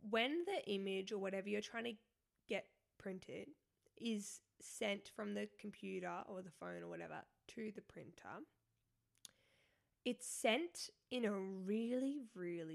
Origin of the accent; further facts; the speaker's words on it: Australia; I'm Australian